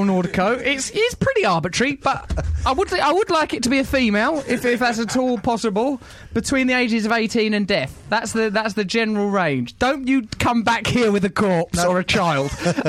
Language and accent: English; Dartford, South East England, United Kingdom; I wish I'd known that when I was a little girl growing up in Dartford.